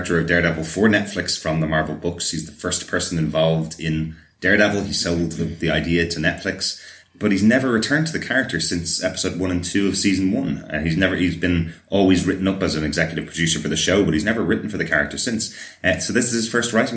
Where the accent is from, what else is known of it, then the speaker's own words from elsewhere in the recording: Ireland; I'm Irish